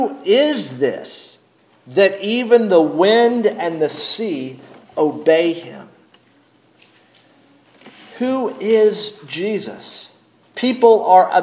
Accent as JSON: {"language": "English", "region": "North Carolina", "country": "United States", "tie": "born or raised there", "moved": "yes", "said": "I grew up in North Carolina"}